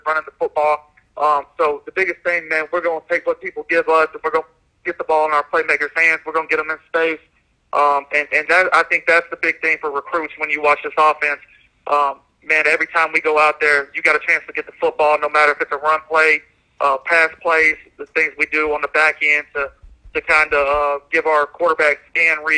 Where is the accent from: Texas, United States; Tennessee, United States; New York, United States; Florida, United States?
Tennessee, United States; growing up in Tennessee and coaching a couple of years in Tennessee